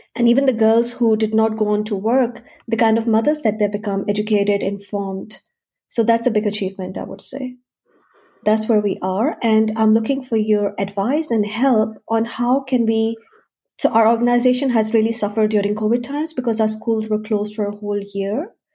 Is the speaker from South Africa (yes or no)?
no; Pakistan; moved away as an adult; also born or lived in Switzerland; now in Australia; So I'm basically from Pakistan. I spent quite a few years, about a decade in Switzerland, and now almost a decade in Australia.